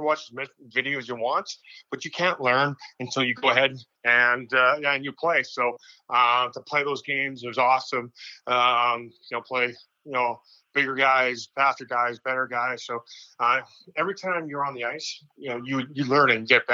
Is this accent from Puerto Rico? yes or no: no; Saskatchewan, Canada; moved away as an adult; also born or lived in Syracuse, New York; I came down as a Canadian kid from Saskatchewan